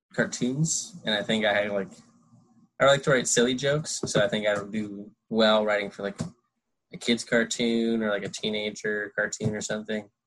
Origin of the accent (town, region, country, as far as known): Connecticut, United States; born or raised there; moved away as an adult; also born or lived in New York City / California / Colorado; now in Los Angeles, United States